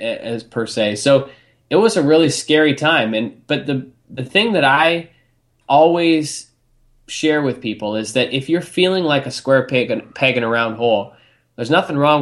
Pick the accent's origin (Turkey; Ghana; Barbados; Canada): Canada; also born or lived in England; we immigrated from England over to Canada when I was six